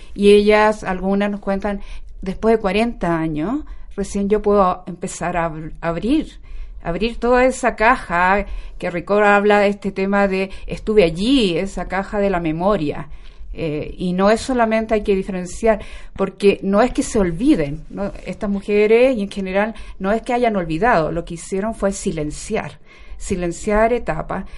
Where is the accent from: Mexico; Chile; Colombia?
Chile; Concepción, Biobío; moved away as an adult; now in Santiago, Chile; Yo soy muy penquista, recién ahora me vine para acá por el tema del doctorado, de la Universidad de Chile que lo estoy haciendo. Pero mi pregrado, magíster y mi vida ha pasado en Concepción.